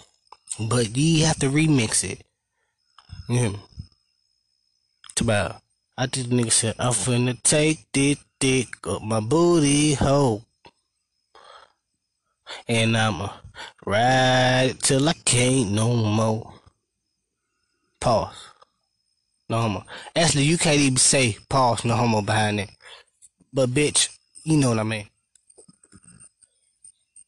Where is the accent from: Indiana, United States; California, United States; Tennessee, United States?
Tennessee, United States; Memphis; I'm from Now Memphis